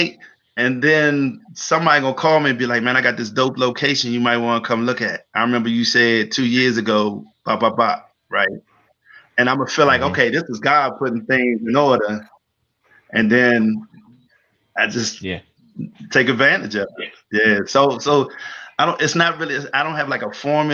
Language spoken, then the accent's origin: English; Washington, District of Columbia, United States; also born or lived in Maryland; In DC, I'm a native Washingtonian, right? I've only lived in Maryland 5 years of my entire life. I grew up around Georgia and Kennedy, went to Archbishop John Carroll High School